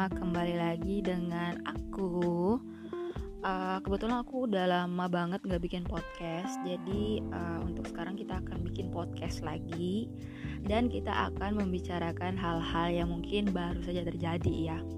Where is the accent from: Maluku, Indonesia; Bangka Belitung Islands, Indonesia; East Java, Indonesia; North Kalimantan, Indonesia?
Maluku, Indonesia; Ambon; karena ternyata masih banyak kita orang Ambon itu suka melakukan victim blaming terhadap korban ya di sini ya.